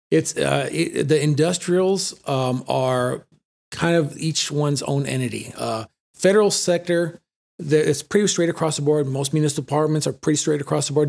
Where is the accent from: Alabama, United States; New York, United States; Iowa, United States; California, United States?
California, United States; San Fernando; moved away as an adult; also born or lived in Sylmar, California; I grew up in Los Angeles, born and raised in San Fernando, in the valley